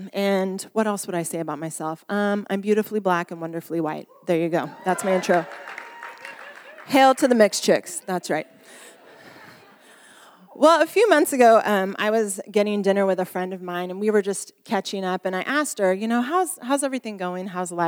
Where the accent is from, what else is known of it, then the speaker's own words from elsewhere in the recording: Bermondsey, London, United Kingdom; as you can tell by my accent, I come from Bermondsey, which is just down south.